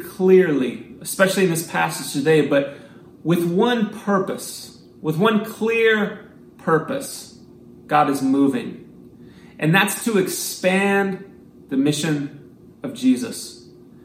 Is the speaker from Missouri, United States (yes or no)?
yes; Missouri, United States; I grew up in Missouri, so I was not used to getting lost out in the woods like this on a mountain